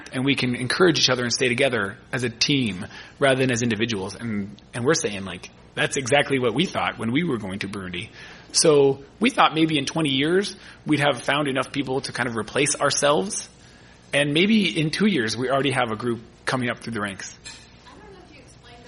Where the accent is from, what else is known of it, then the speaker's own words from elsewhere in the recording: California, United States; moved away as an adult; also born or lived in Michigan; as a Californian